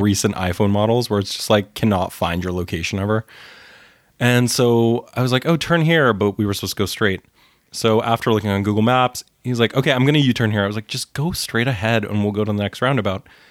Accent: Winnipeg, Manitoba, Canada; growing up in Winnipeg

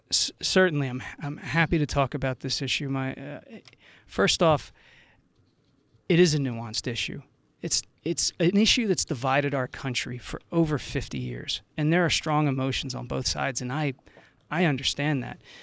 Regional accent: Burlington County, New Jersey, United States; growing up in Burlington County

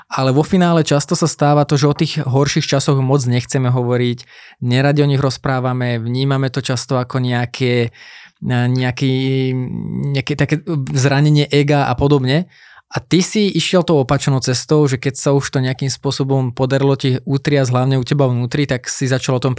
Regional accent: Brnovce, near Trnava, Trnava Region, Slovakia; Ja som z Brnoviec

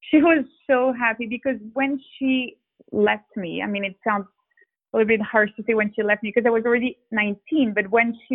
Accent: Geneva, Switzerland; moved away as an adult; also born or lived in Hong Kong / London / Sao Paulo; I did spend 20 years in Geneva, Switzerland. So I think Geneva is home for me because this is where I had all my childhood, teenage years. I went to school there. I went to college. My sisters still live there, and my dad still lived there.

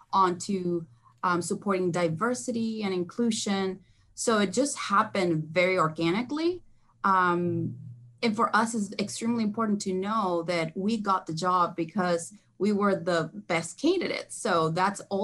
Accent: Mendoza, Argentina; born or raised there; also born or lived in Texas, United States; now in California, United States

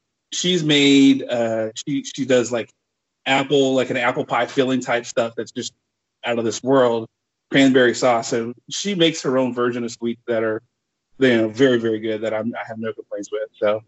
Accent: Lafayette, Louisiana, United States; So I grew up in South Louisiana. In a town called Lafayette, about 100,000 people in there, but it was great because it's a small town.

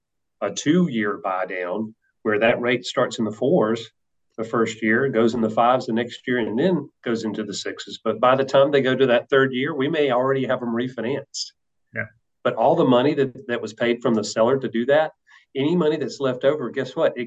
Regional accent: the South, United States; Yeah. I love barbecue. I am from the South. Mm-hmm. So I love barbecue.

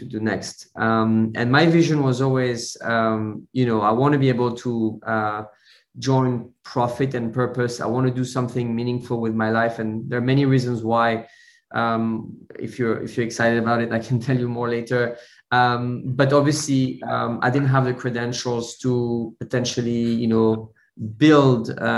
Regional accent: Switzerland; moved away as an adult; now in London, United Kingdom; I was born in Switzerland. I grew up in Switzerland in a small, very small village surrounded by cows and mountains

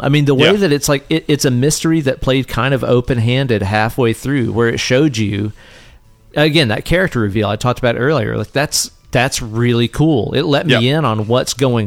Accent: the South, United States; we grew up in the South

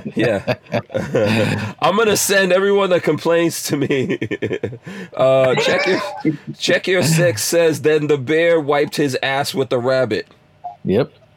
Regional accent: New York City, New York, United States; I grew up in Queens.

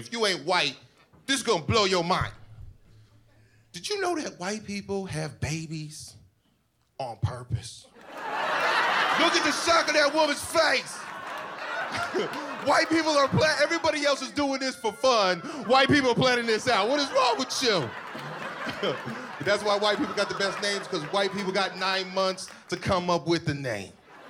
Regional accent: Panama; I'm from Panama, right? I ain't having to explain to people that there's black people in other countries.

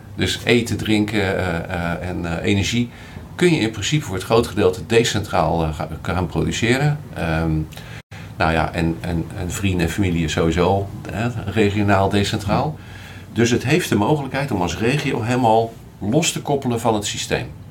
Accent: Rotterdam, South Holland, Netherlands; ik ben Rotterdammer

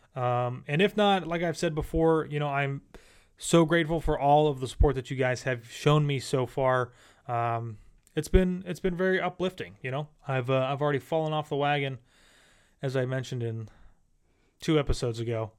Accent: Central Pennsylvania, United States; moved away as an adult; now in Florida, United States; we are not from Florida. We're actually from Pennsylvania

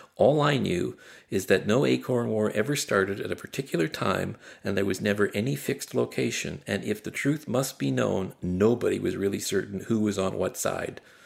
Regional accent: Barry's Bay, Ontario, Canada; When I was a young boy growing up in Barry's Bay in the nineteen sixties

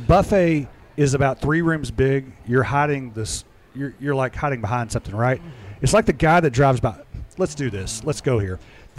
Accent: Central City, Kentucky, United States; now in Louisville, United States; I'm from Central City, which is 20 miles away.

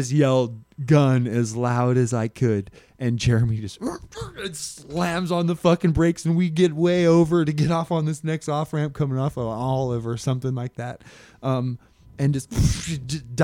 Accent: Alaska, United States; moved away as an adult; also born or lived in Phoenix, Arizona; I was from Alaska

